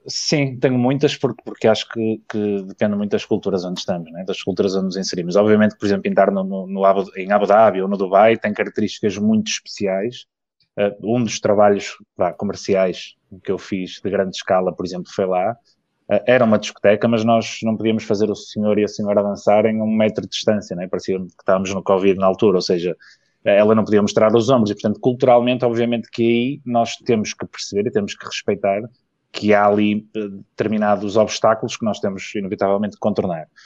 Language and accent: Portuguese; Vila Nova de Gaia, Norte, Portugal; also born or lived in Porto; eu nasci no Porto, mas cresci e vivo em Gaia